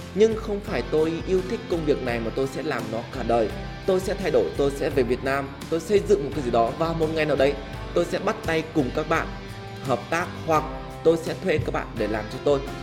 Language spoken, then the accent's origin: Vietnamese; Vietnam; mình là một người Việt Nam